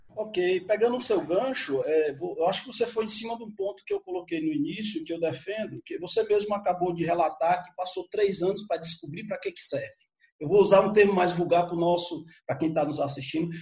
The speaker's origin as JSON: {"language": "Portuguese", "country": "Brazil", "said": "sou do Brasil, não estudo aqui"}